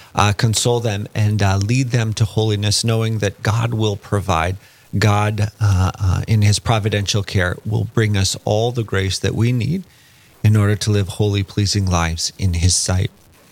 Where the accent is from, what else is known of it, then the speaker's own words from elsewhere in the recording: Fargo, North Dakota, United States; As a native born and raised in Fargo, when I was young in the 90s